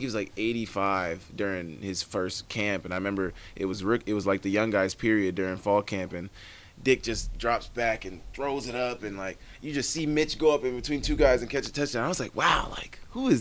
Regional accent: Oklahoma, United States; now in Montana, United States; I'm from Oklahoma

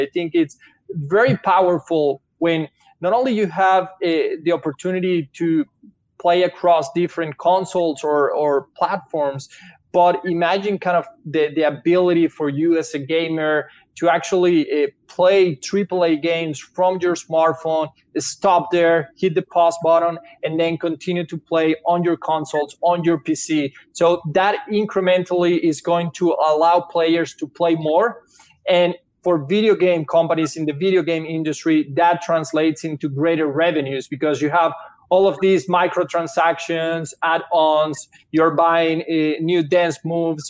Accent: Venezuela; English is a second language; moved away as an adult; now in United States; Italian parents, but I born and raised in Venezuela. Grew up in Venezuela. Came to US a few years ago.

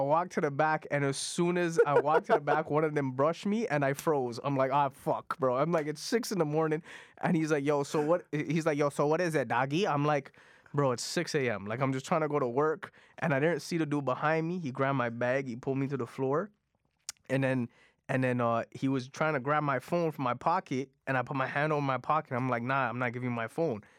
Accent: Toronto, Ontario, Canada; first language Punjabi; English is a second language; I grew up in Jane and Finch

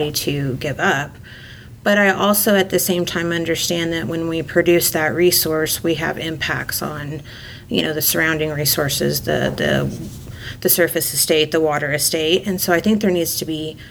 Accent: Texas, United States; also born or lived in Dallas area, Texas / Houston area, Texas / Midland, Texas; Growing up in Texas, I've lived in, you know, the Dallas area and the Houston area

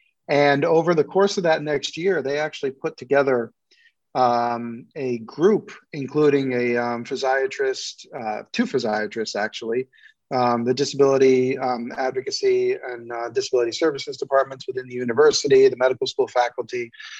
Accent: New York City, New York, United States; I grew up in New York City and we'd moved around a lot when I was a kid.

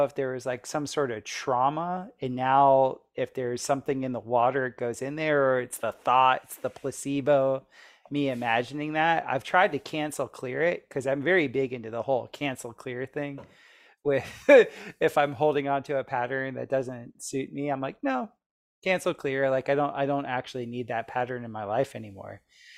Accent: Florida, United States; So I grew up in Florida, I was always swimming in the ocean and in natural bodies of water all the time.

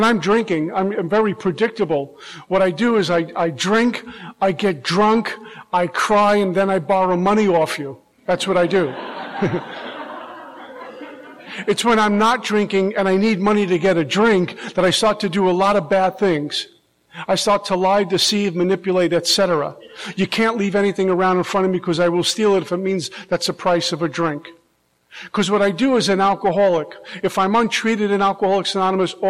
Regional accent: New York, United States; now in Florida, United States; I'm originally from New York

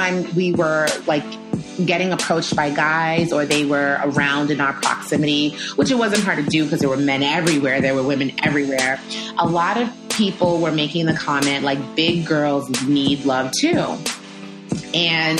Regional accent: Rhode Island, United States; moved away as an adult; also born or lived in Staten Island, New York / Brooklyn, New York; now in Long Island, United States; So I grew up in Rhode Island, coming back and forth between my parents. I stayed with my mom for elementary. Then I lived with my dad for middle school. Then I moved back with my mom for high school.

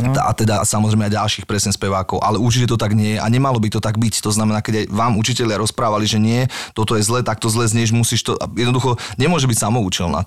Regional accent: Bratislava, Bratislava Region, Slovakia; Ja som z Petršky

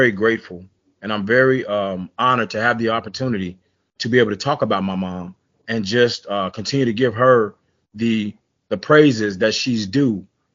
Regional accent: Tulsa, Oklahoma, United States; We grew up in a housing project in Tulsa, Oklahoma

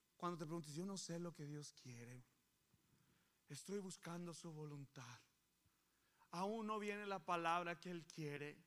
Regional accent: Coahuila, Mexico; now in San Antonio, United States; yo soy de Coahuila

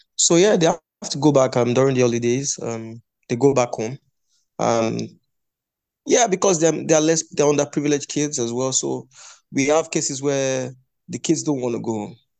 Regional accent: Ijebu, Ogun State, Nigeria; moved away as an adult; also born or lived in Lagos, Nigeria; our academy is located in Ijebu, at ijebu currently

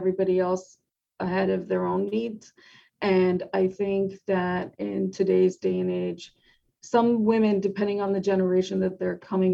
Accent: New York, United States; I'm a New Yorker at heart

